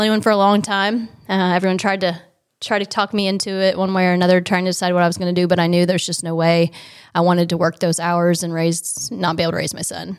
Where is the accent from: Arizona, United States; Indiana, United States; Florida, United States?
Indiana, United States; Michigantown; I was born in Michigan Town, Indiana. Um, it's a tiny little town, um, north of Indianapolis. Uh, I grew up on a pig farm